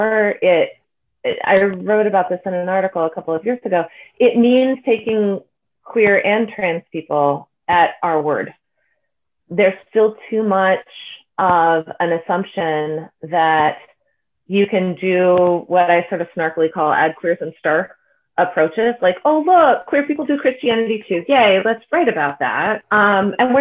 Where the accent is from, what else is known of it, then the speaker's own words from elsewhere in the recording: Bay Area, California, United States; I'm from the Bay Area